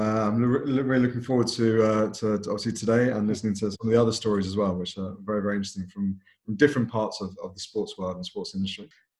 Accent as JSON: {"language": "English", "region": "London", "country": "United Kingdom", "tie": "born or raised there", "said": "born and brought up in London. From a British Asian background"}